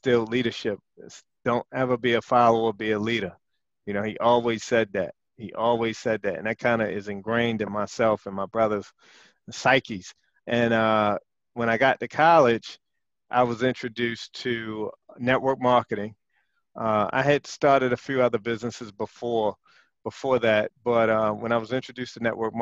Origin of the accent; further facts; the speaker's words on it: Baltimore, Maryland, United States; back to the 80s when I was growing up in West Baltimore